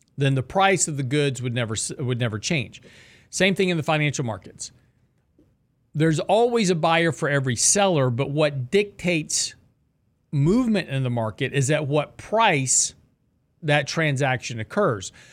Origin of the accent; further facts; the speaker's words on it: the South, United States; I was born in the South, raised in the South